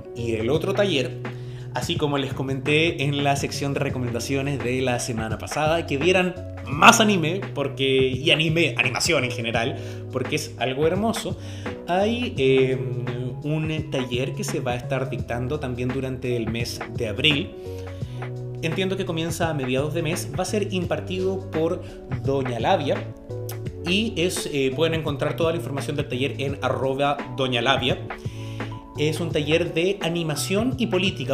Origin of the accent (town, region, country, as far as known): Chile